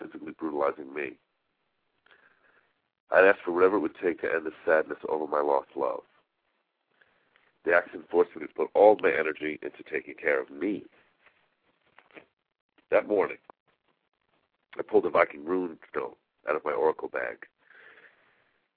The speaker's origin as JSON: {"language": "English", "area": "Long Island", "region": "New York", "country": "United States", "tie": "born or raised there", "said": "a child growing up on Long Island"}